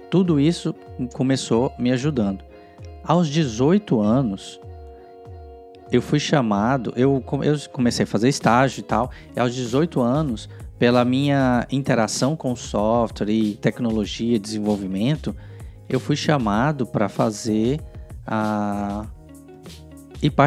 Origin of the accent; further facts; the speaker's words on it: Goiânia, Goiás, Brazil; Eu sou original de Goiânia, que são mais ou menos uns 300 quilômetros, uh, e eu fui morar em Brasília sozinho